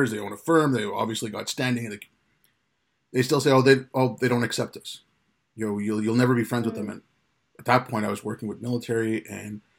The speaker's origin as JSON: {"language": "English", "country": "India", "lives_now": "United Kingdom", "said": "I'm from India, family from India and Pakistan, they speak Urdu."}